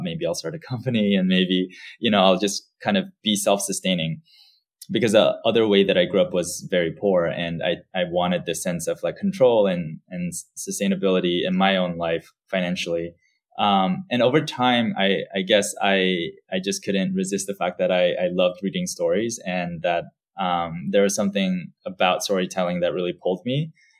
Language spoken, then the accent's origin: English; Singapore; also born or lived in Saipan / Cambodia; I was born in Saipan. And at the age of 4, our family moved to Singapore. And after another 4 years, we moved to Cambodia. And after another 4 years, my brother and I moved back to Singapore, where we attended middle and high school.